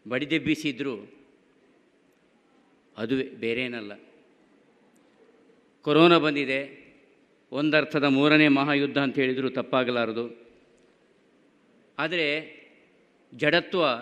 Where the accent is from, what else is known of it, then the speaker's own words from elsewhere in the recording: Karnataka, India; ನಾವು ತುಳುವರು ನಾವು ತುಳುವರು ಅನುಷ್ಠಾನದಲ್ಲಿ ಗಟ್ಟಿ ಕನ್ನಡಿಗರು